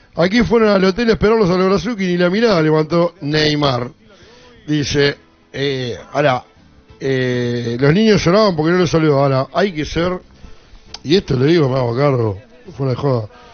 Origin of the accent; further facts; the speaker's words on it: La Plata, Buenos Aires Province, Argentina; nací eh, acá en La Plata, al igual que mi, abuelo, mi papá, mis hijos. Jamás viví en otro lugar que no sea la ciudad de La Plata